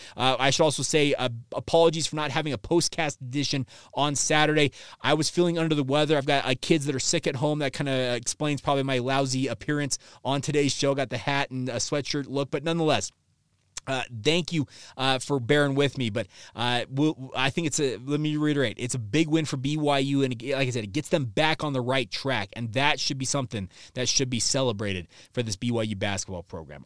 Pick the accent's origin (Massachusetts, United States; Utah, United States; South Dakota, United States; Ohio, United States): Utah, United States; Orem; I was born and raised here.